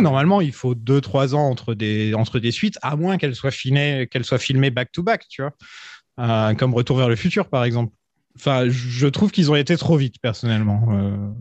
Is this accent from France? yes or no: yes; Nord, Hauts-de-France, France; je suis du Nord